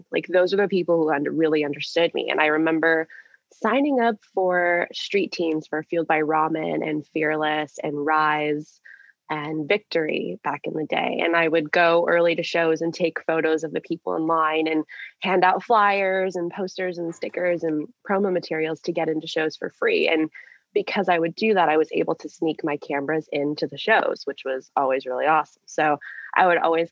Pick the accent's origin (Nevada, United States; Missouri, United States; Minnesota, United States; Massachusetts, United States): Minnesota, United States; I grew up in Minnesota.